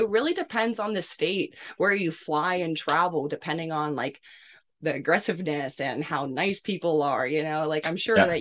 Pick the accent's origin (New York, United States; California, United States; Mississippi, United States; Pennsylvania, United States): Pennsylvania, United States; Pittsburgh; I was born and raised in Pittsburgh, PA, so just like 20, 30 minutes away from the city of Pittsburgh South.